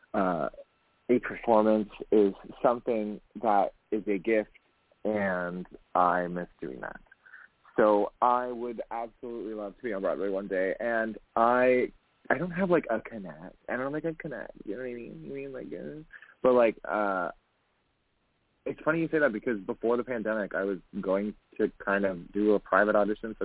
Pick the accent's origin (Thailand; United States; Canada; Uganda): Canada